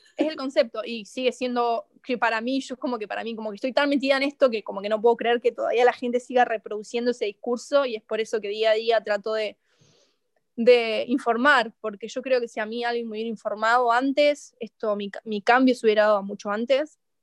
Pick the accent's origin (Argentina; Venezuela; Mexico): Argentina; siendo argentina